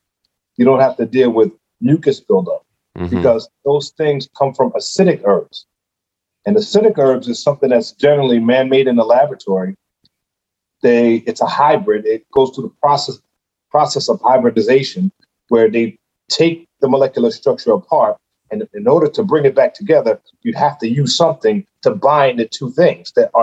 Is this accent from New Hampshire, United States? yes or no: no; New York City, New York, United States; I'm from Brooklyn, New York, Bedford-Stuyvesant